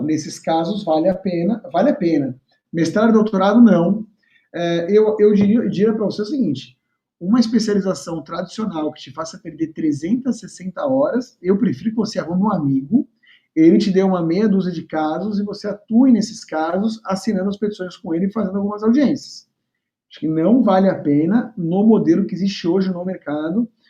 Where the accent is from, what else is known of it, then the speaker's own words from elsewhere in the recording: São Paulo, Brazil; moved away as an adult; now in Rio de Janeiro, Brazil; estava em São Paulo, capital, onde eu morava, onde eu nasci e, e morei até então